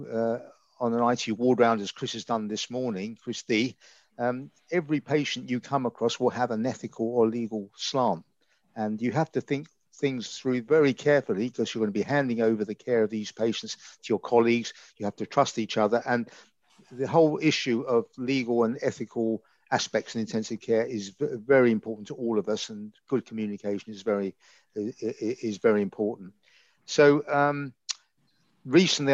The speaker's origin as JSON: {"language": "English", "region": "London", "country": "United Kingdom", "moved": "yes", "lives_now": "Reading, United Kingdom", "said": "I'm from the East End of London, as you can probably guess by my accent."}